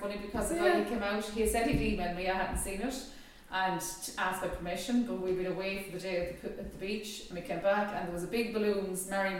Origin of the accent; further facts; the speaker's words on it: Sligo, Connacht, Ireland; now in County Clare, Ireland; I come from Sligo. So when you come from Sligo, you live one end of the country, the top.